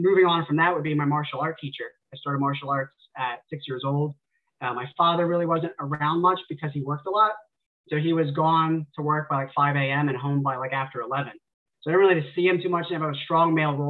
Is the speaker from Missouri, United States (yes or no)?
no; near Fort Dix, New Jersey, United States; my hometown is a very small hometown, kind of tucked away in the woods near Fort Dix. It's an Army base in New Jersey